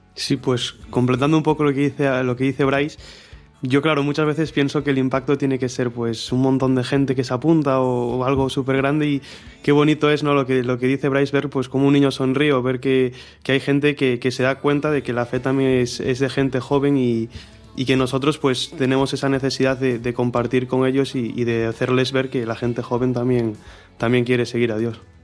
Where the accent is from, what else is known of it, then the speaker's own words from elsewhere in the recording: Marín, Galicia, Spain; tengo 19 años, soy de Marín